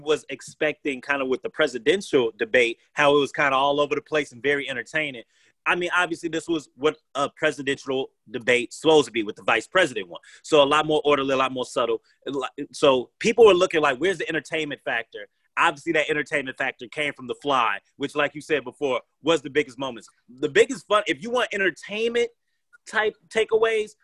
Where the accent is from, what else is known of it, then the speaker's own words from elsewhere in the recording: United States; as us American people